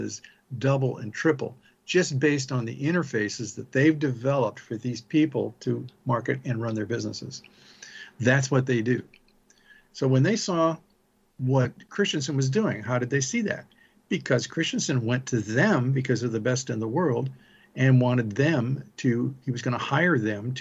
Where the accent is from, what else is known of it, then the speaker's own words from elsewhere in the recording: South Bend, Indiana, United States; I grew up in South Bend, Indiana